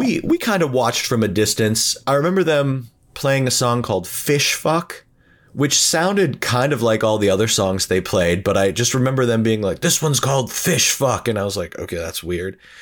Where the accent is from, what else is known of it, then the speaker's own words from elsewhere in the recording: Erie, Pennsylvania, United States; moved away as an adult; We are all from Erie, Pennsylvania, and we all moved there together